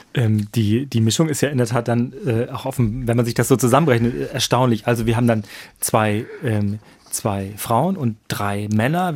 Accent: Germany; wir als Deutsche

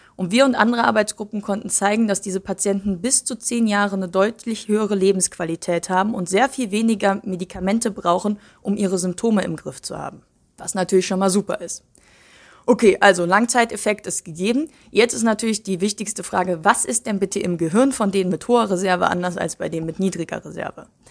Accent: Cologne, North Rhine-Westphalia, Germany; Ich bin in Köln geboren, aufgewachsen

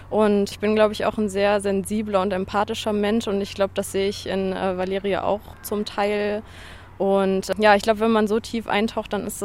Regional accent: Harz, Germany; Und ich wollte unbedingt diese Verbindung Harz hier haben, weil ich auch natürlich an meine Heimatregion gedacht habe.

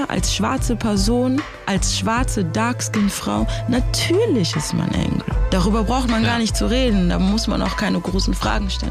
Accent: Germany; also born or lived in Africa; ich bin in Afrika geboren. Ich bin mit sechs Jahren nach Deutschland gekommen.

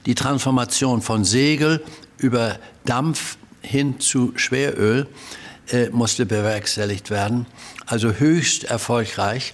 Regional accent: Hamburg, Germany; Also ich bin in Hamburg geboren und zwar Hausgeburt

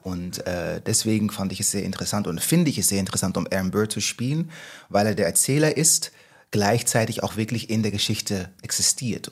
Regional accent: Netherlands; German is a second language; moved away as an adult; now in Hamburg, Germany; Holländer, ich bin in Holland aufgewachsen, wie man hört

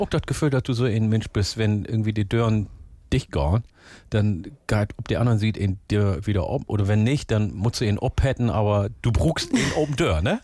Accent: Northern Germany, Germany; hier bei uns in Norddeutschland

